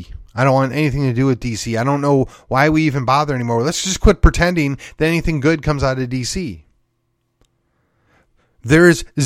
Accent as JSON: {"language": "English", "region": "Texas", "country": "United States", "said": "At this point, as a Texan, and I'm kind of like, you can keep it."}